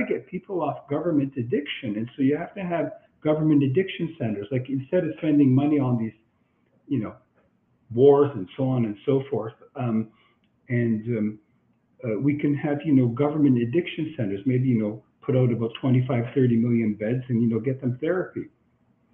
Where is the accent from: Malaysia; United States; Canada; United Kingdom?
Canada; I'm Canadian.